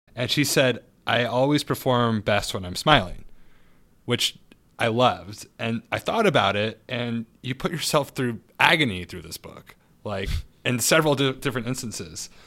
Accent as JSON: {"language": "English", "town": "Santa Barbara", "region": "California", "country": "United States", "said": "I'm from Santa Barbara"}